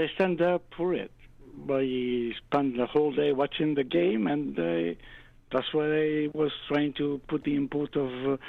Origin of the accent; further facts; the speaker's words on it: New York, United States; in the land of being a New Yorker